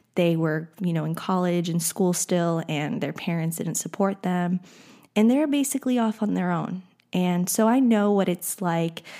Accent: Texas, United States; I grew up in Texas

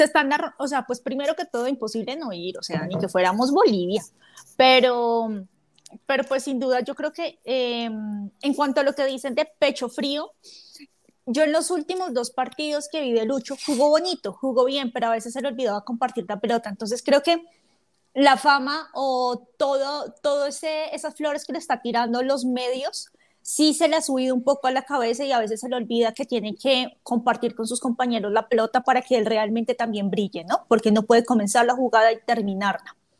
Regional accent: Colombia; como colombiana

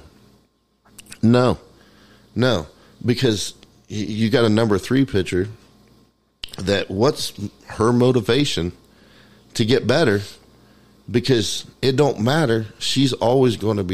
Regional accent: Indiana, United States

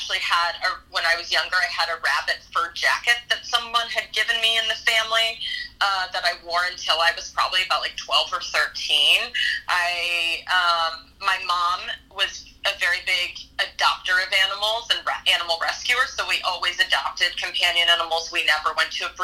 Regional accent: Dallas, Texas, United States; I grew up in Texas

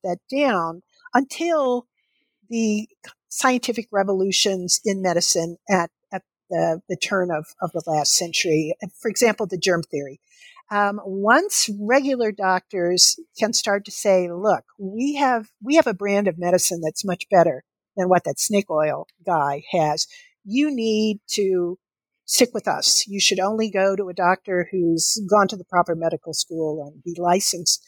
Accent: Kentucky, United States; the doctor's office that I went to as a child growing up in Kentucky

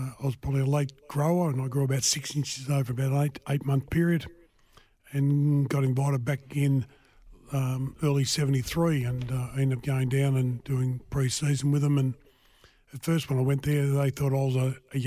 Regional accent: Oakleigh, Victoria, Australia; I grew up in Oakley and played underage football up at Oakley in the juniors there

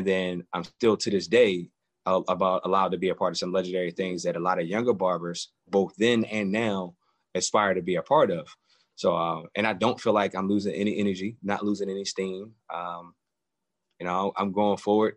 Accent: Philadelphia, Pennsylvania, United States; Born and raised in Philadelphia

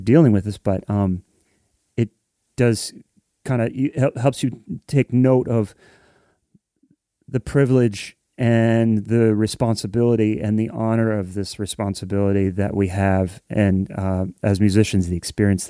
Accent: Columbus, Ohio, United States; growing up in a place like Columbus

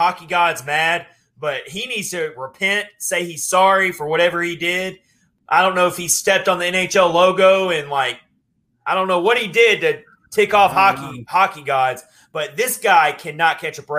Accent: Tennessee, United States; that's really what hockey felt like in the early 90s growing up in Tennessee

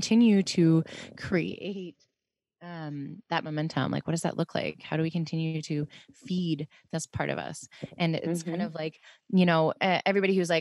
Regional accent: Pittsburgh, Pennsylvania, United States; moved away; being from Pittsburgh

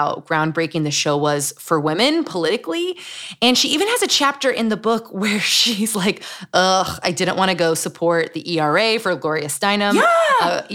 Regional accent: Utah, United States; Growing up in Utah

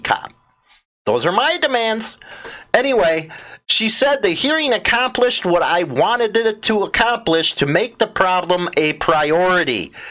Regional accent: Chicago, Illinois, United States; my hometown, Chicago

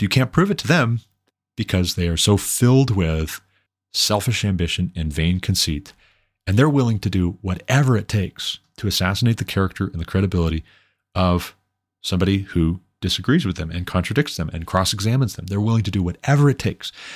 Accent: Montana, United States; I moved back to my home state of Montana

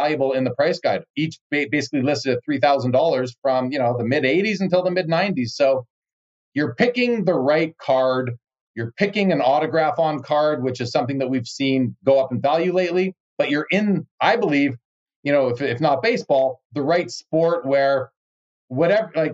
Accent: Canada; As a Canadian myself

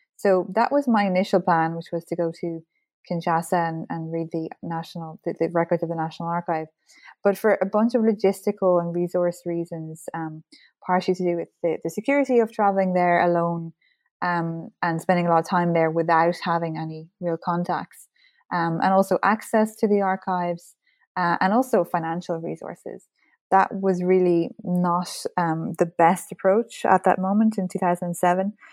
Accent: Ireland; as an Irish person, history is very much part of our identity and our culture

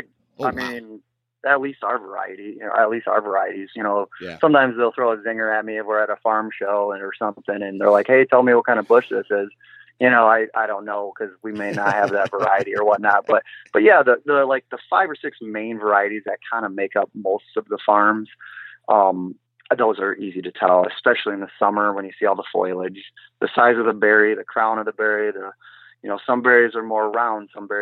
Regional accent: Grand Haven, Michigan, United States; I am from Grand Haven, Michigan.

